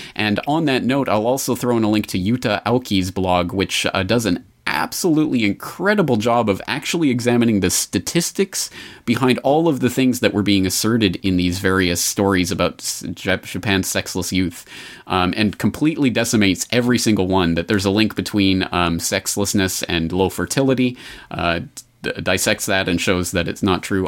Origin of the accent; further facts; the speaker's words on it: Canada; as a Canadian